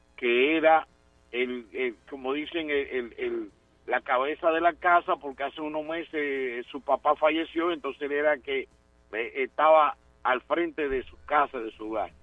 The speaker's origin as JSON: {"language": "Spanish", "country": "Dominican Republic", "said": "una generación en mi país"}